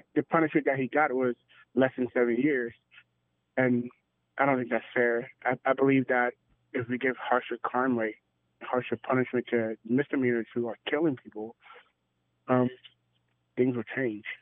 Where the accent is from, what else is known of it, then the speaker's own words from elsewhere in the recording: Florida, United States; now in Indianapolis, United States; I'm from Florida. Uh, me and my husband's from Florida, and we moved to Indianapolis